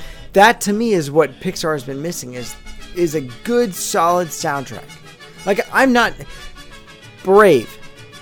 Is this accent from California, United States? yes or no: yes; Southern California, United States; growing up in Southern California